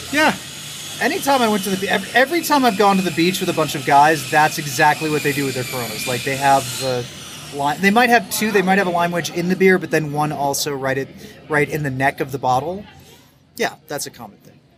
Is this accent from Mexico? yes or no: yes; Chiapas, Mexico; oh, I'm from Chiapas, but no, the original, the original, the OGs of Mexico are the Oaxacanos